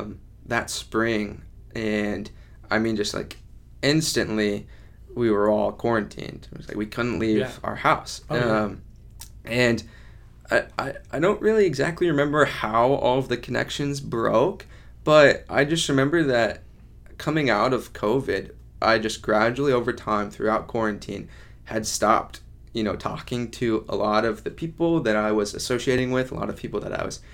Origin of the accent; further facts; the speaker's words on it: Kansas City, Missouri, United States; Kansas City.